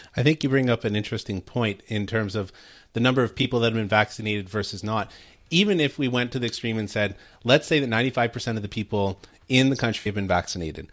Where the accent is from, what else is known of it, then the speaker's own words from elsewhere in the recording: Canada; first language English; now in United States; for us as Canadians and natural born English speakers